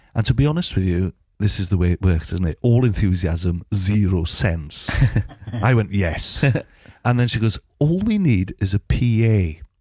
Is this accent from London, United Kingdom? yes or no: no; Llanfair Caereinion, Wales, United Kingdom; I grew up in a place called Llanfaircyrenion